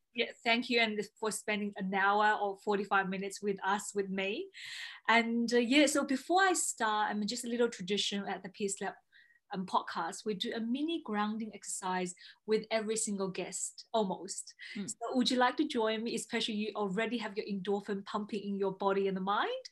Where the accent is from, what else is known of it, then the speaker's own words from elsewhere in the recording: China; moved away as an adult; also born or lived in Melbourne, Australia; i was from china i came here to study law